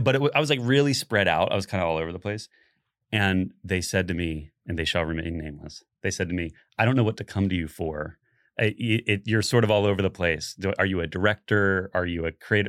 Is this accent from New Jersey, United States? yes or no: no; Central Florida, United States; I grew up in Central Florida